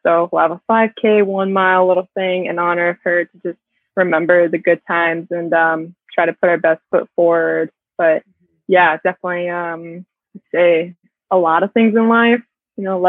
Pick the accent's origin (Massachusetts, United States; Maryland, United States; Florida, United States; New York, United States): Florida, United States; moved away as an adult; also born or lived in Minnesota; I'm from Florida